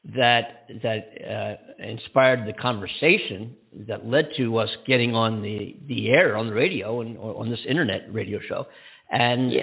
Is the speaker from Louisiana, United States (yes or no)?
no; near Philadelphia, Pennsylvania, United States; right near my hometown. Right, um, I tell people I'm from Philly because they wouldn't recognize where I was from